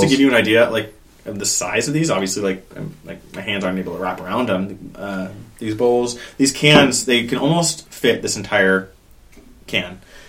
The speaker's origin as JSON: {"language": "English", "town": "San Jose", "region": "California", "country": "United States", "tie": "born or raised there", "said": "I grew up in San Jose."}